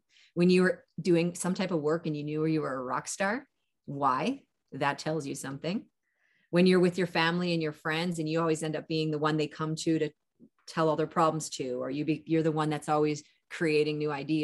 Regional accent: Canada; also born or lived in California; I'm Canadian, and live in California in my winters.

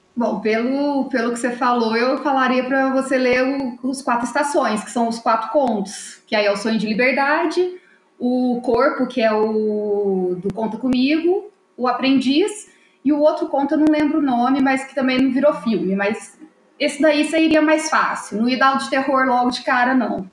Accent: Poços de Caldas, Minas Gerais, Brazil; sou de Poços de Caldas

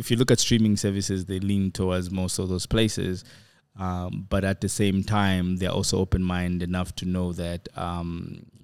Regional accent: Zambia; born there; So I'm I'm I'm um, I'm Zambian. I was born in Zambia

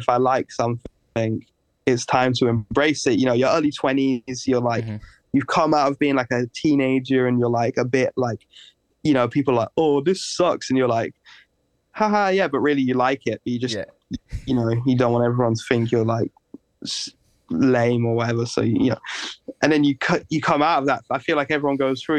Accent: England, United Kingdom; growing up in England

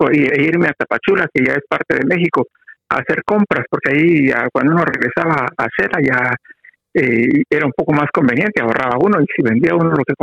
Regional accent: Quetzaltenango, Guatemala; now in Guatemala City, Guatemala; fíjese que cuando llegué a la capital de Guatemala, me fui a vivir a una casa de pensionistas, casa de huéspedes, se llama ahí en la zona 1. Y a un amigo también que llegó conmigo, los dos llegamos oh. procedentes de Chela para la capital.

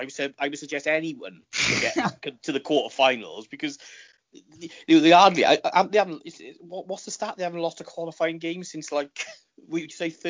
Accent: Caerphilly, Wales, United Kingdom; I'm a boy from Caerphilly

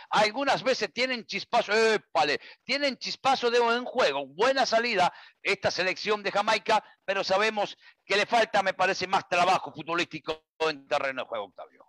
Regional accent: Uruguay; mi tierra

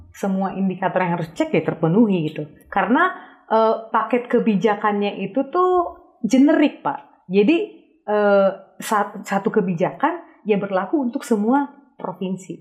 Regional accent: Tarutung, North Sumatra, Indonesia; moved away; also born or lived in Jakarta; di kampung saya di eh, Tarutung

